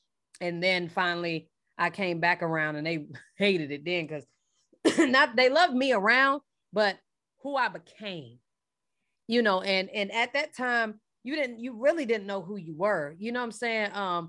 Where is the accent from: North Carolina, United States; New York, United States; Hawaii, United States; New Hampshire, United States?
North Carolina, United States; Charlotte; now in Atlanta, United States; I'm from Charlotte.